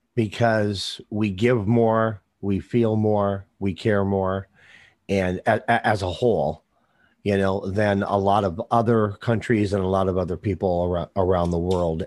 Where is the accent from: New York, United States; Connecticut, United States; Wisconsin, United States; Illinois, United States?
Wisconsin, United States; also born or lived in North Dakota; I was born in North Dakota. I, I grew up in, in Wisconsin